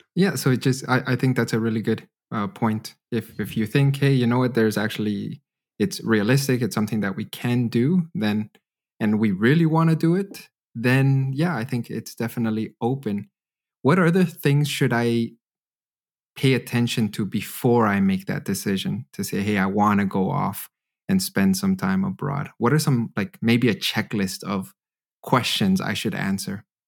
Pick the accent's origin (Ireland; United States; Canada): Canada; now in Germany; growing up in Canada